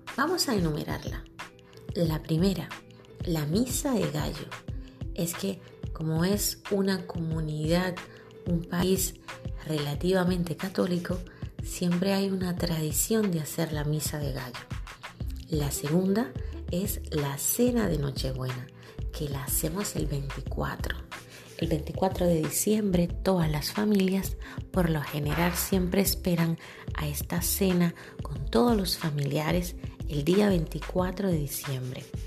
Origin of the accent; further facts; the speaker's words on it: Santiago de los Caballeros, Santiago, Dominican Republic; de la zona norte de donde soy yo, de Santiago